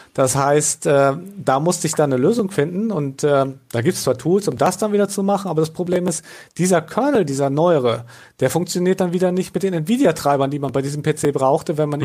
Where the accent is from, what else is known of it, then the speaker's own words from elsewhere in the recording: Northern Germany, Germany; bin ja Norddeutscher